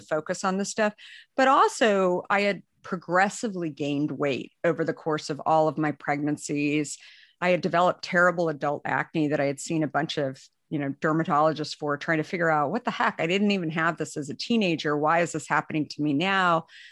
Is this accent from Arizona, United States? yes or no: yes; Arizona, United States; moved away; also born or lived in New York; I, I grew up in Arizona